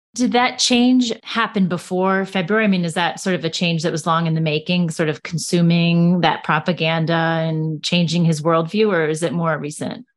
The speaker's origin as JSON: {"language": "English", "country": "United States", "said": "as an American"}